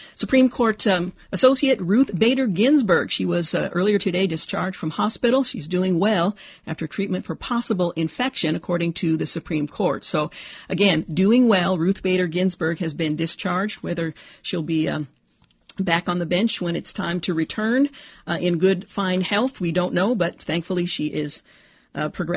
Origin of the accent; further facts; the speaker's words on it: Portland, Oregon, United States; in my hometown of Portland, Oregon